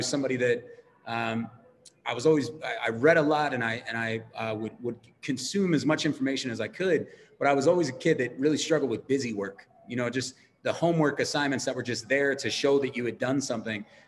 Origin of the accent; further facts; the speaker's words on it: Baltimore, Maryland, United States; I am from Baltimore